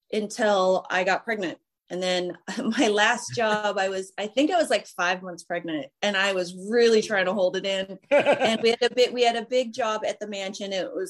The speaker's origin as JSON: {"language": "English", "town": "Santa Barbara", "region": "California", "country": "United States", "said": "No, I'm from Santa Barbara."}